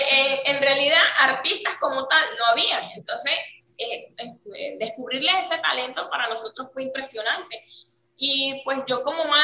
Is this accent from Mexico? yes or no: no; Charallave, Miranda, Venezuela; now in Dominican Republic; Ok, nosotras somos de Miranda, específicamente de Charayave, los valles del Tubo. Ah, eh, tenemos tres años aquí en Dominicana y llegamos sola, la niña y yo.